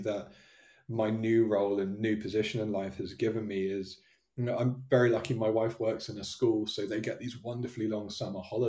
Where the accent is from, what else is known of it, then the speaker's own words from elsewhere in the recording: Devon, South West England, United Kingdom; moved away; I was born and raised down in Devon